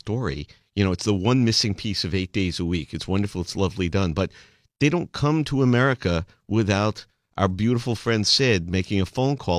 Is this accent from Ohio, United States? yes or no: no; New York City, New York, United States; That's where I grew up. Sheepshead Bay. Oh, East 21st.